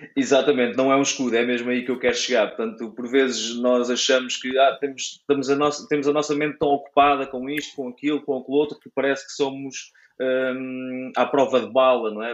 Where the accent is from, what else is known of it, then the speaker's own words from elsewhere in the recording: Caldas da Rainha, Leiria District, Portugal; now in near Leiria, Portugal; sou natural de, das Caldas da Rainha